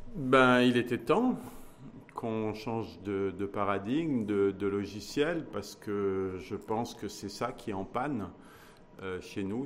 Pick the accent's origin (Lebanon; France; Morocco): Morocco; en tant que marocaine et en tant que marocain. Ça, ça a une valeur. Et ça, c'est notre identité